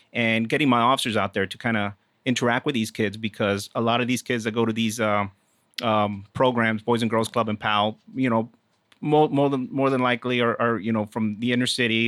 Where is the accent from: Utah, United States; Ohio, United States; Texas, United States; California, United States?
Texas, United States; South; moved away as an adult; also born or lived in Houston; I am originally from Texas